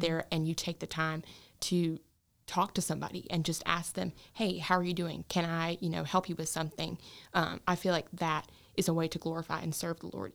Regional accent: Stanley, North Carolina, United States; I grew up in Gaston County where, you know, we live on the poorer side of town

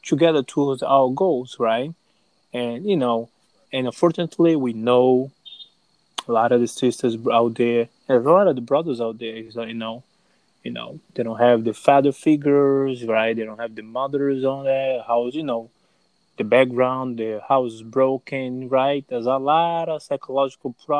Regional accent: Brazil; moved away as an adult; now in United States; I grew up in Brazil, and I have been living in the United States for over 10 years

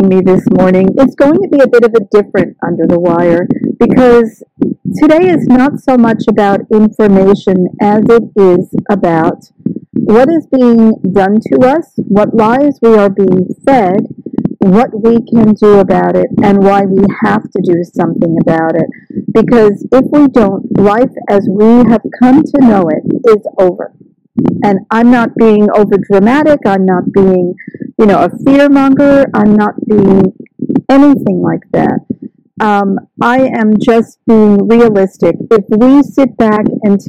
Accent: New York, United States; now in Australia; I'm from New York

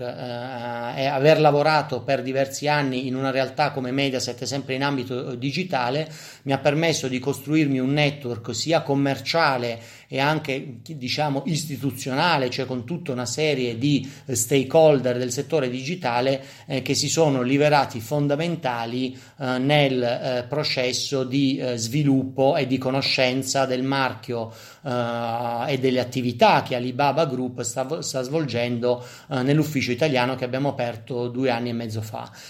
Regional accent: Apulia, Italy; essendo pugliesi come me

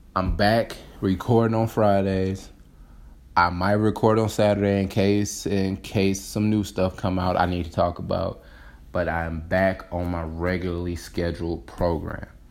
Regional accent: Detroit, Michigan, United States; I got back into Detroit, my hometown

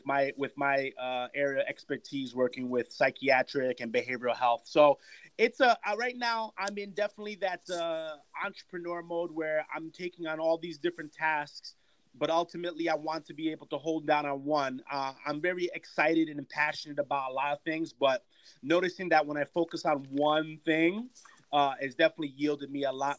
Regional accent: Yonkers, New York, United States; also born or lived in Brooklyn, New York; I was born in Brooklyn and then I was raised in Yonkers

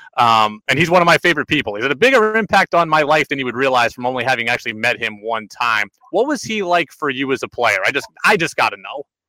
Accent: Albany, New York, United States; I grew up in Albany, so I know Coach Mueller at U Albany

